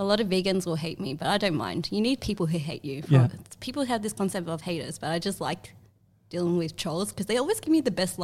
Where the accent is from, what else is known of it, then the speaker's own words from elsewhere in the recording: Melbourne, Victoria, Australia; I grew up in the Commission Flats because my mum was like, her parents were refugees. Mm-hmm. They escaped the war in Vietnam. Like most first generation Vietnamese are generally like refugees, but I grew up here